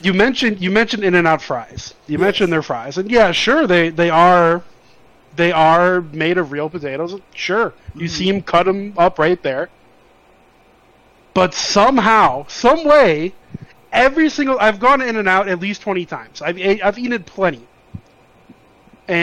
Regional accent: Chicago, Illinois, United States; moved away as an adult; also born or lived in Las Vegas; I grew up in Chicago

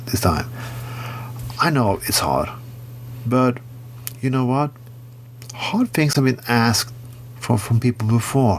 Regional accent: Bergen, Vestland, Norway; my hometown of Bergen

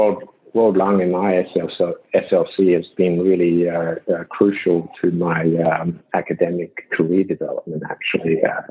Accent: Shanghai, China; born there; also born or lived in Australia; because of my background coming from Australia, I was born in China, in Shanghai, I speak the language. So as a Chinese Australian

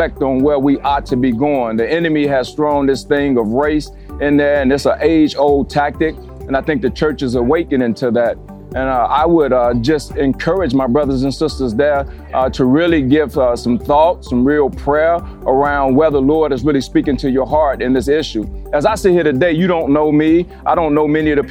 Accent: Chicago, Illinois, United States; moved away as an adult; also born or lived in Minnesota; now in Minneapolis-Saint Paul, United States; I'm originally from Chicago, born and raised

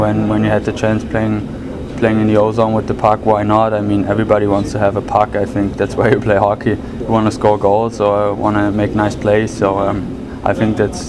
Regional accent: Mannheim, Baden-Württemberg, Germany; training with Mannheim. We have awesome group there, great performance coaches, so why not train at my hometown?

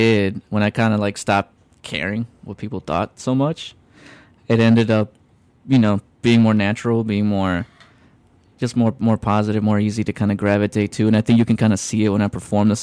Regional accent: Mexico; now in Chicago, United States; I come from Mexico

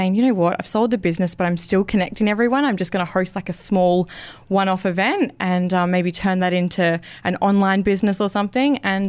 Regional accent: Mildura, Victoria, Australia; now in Queensland, Australia; growing up at a young age, I'm from Victoria, country Victoria, and my parents owned a gym.

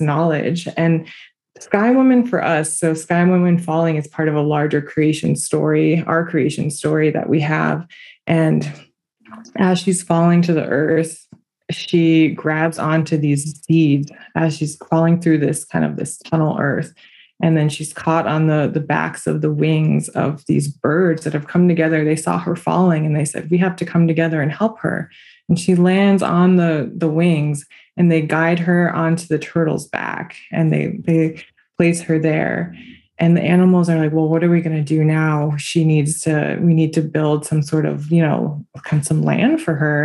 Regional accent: Cattaraugus territory, New York, United States; I come from the Cattaraugus territory

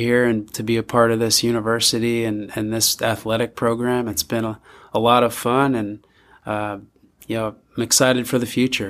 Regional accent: north shore of Long Island, New York, United States; moved away as an adult; also born or lived in Villanova, Pennsylvania / Philadelphia, Pennsylvania; now in Eugene, Oregon, United States; grew up there

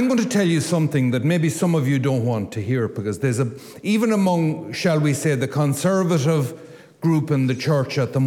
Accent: Louisburgh, Connacht, Ireland; I come from Lewisburg

